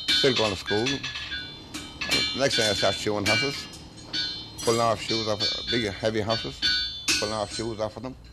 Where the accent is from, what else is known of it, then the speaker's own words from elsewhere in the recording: County Roscommon, Connacht, Ireland; I was born in Kassery, Kassery in County Roscommon.